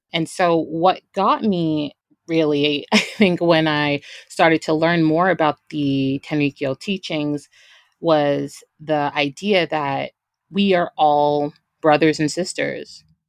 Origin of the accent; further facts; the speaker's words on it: Brooklyn, New York, United States; growing up in, you know, Brooklyn, New York